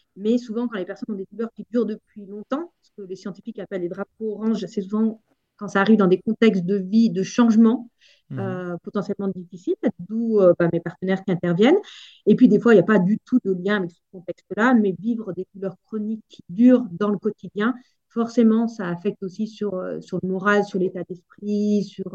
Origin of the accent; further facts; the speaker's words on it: Auvergne-Rhône-Alpes, France; moved away; also born or lived in Alps; moi, je viens d'Auvergne